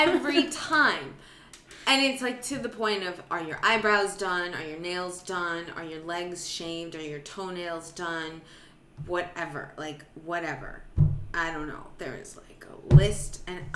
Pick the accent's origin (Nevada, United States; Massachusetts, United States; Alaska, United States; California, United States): California, United States; Santa Monica; Santa Monica.